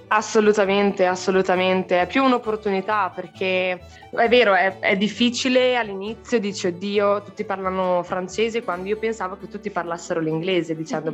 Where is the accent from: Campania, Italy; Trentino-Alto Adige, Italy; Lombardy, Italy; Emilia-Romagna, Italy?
Trentino-Alto Adige, Italy; moved away as an adult; also born or lived in Forlì; now in Brussels, Belgium; me ne sono andata da Trentino per studiare a Forlì